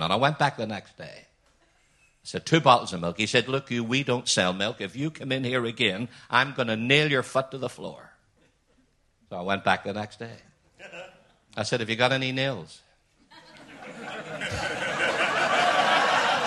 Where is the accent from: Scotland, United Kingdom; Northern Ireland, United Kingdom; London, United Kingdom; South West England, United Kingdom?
Northern Ireland, United Kingdom; Belfast; from Belfast like me